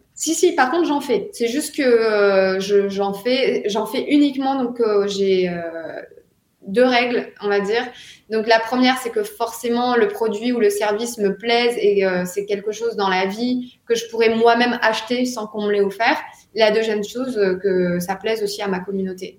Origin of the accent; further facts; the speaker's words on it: France; moved away as an adult; now in Dubai, United Arab Emirates; en tant que Français